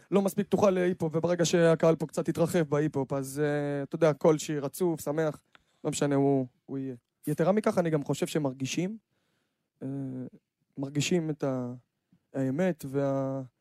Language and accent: Hebrew; Ashdod, Southern District, Israel; מלוד, אני מאשדוד, אנחנו מגבשים את שני העולמות האלה ומעבירים מסר אחד.